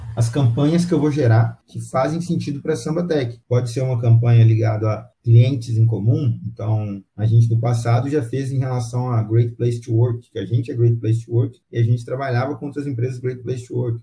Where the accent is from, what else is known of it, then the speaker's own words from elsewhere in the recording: Pará de Minas, Minas Gerais, Brazil; now in Belo Horizonte, Brazil; Eu sou de Pará de Minas, não sou aqui de Belo Horizonte, é, sou de Pará de Minas, que é aqui pertinho